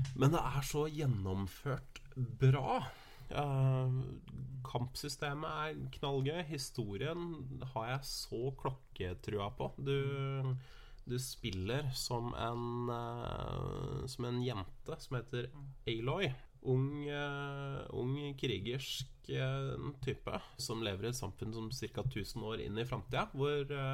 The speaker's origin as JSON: {"language": "Norwegian", "country": "Norway", "said": "her hjemme i Norge"}